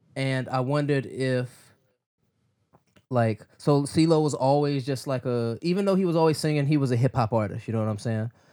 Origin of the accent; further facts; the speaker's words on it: Midwest, United States; I'm still from the Midwest